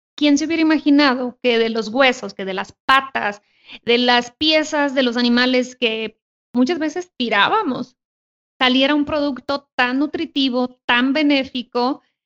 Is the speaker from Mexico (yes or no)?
yes; Sonora, Mexico; yo soy de Sonora